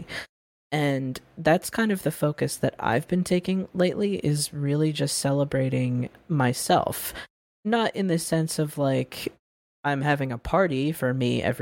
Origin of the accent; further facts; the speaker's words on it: United States; I was born here. I'm American